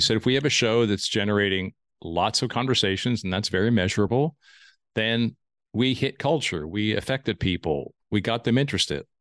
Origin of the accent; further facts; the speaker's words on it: Lancaster, Pennsylvania, United States; I grew up in Lancaster